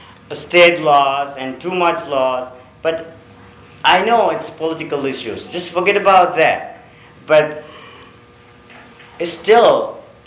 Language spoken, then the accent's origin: English; Sri Lanka; moved away; I'm from a third world country, I'm from Sri Lanka